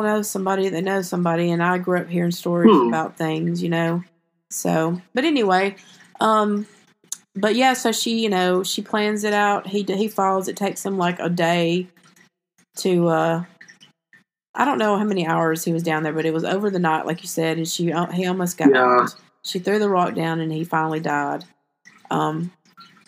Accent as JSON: {"language": "English", "region": "the South", "country": "United States", "said": "I'm from the South"}